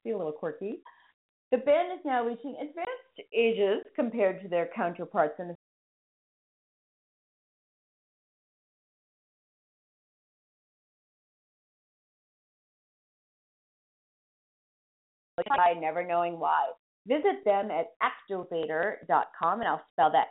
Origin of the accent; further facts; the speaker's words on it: Boston, Massachusetts, United States; accent: Boston; my Boston accent